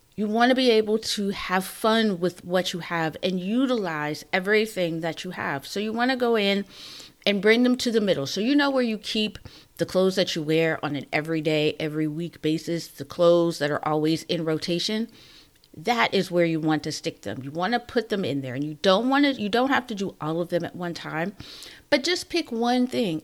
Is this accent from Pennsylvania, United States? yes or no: yes; Pittsburgh, Pennsylvania, United States; moved away; I'm from Pittsburgh